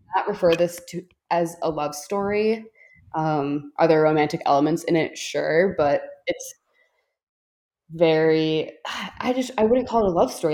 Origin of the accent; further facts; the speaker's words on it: Chicago, Illinois, United States; I'm from Chicago